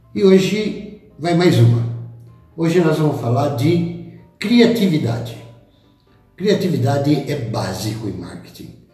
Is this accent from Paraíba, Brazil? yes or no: no; Botucatu, São Paulo, Brazil; lá da minha terra de Botucatu